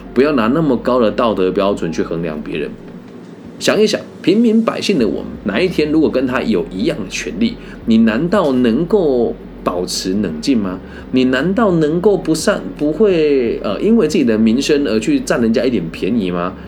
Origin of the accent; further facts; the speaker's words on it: Taiwan; 我们台湾人